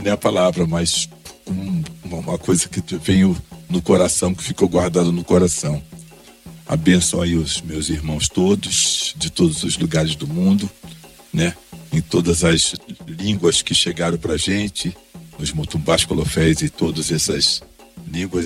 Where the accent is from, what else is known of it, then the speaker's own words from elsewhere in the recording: Duque de Caxias, Rio de Janeiro, Brazil; moved away; also born or lived in São Paulo; voltar à Baixada Fluminense, onde eu nasci. Sou nascido em Caxias, em 1956